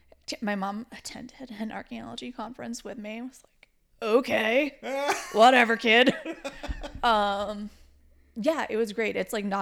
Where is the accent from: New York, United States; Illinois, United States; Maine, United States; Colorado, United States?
Maine, United States; Auburn; moved away as an adult; now in Lawrence, United States; I'm from Maine. Maine? Yep. No shit. Born and raised.